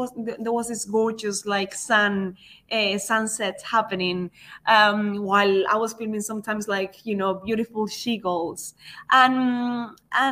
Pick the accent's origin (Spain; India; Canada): Spain; now in United Kingdom; I was still from Spain